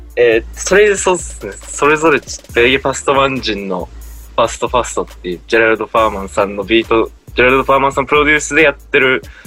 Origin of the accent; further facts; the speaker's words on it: Kitakyushu, Fukuoka, Japan; 北九州市ってとこで、福岡県の。うん、その中の小倉ってとこです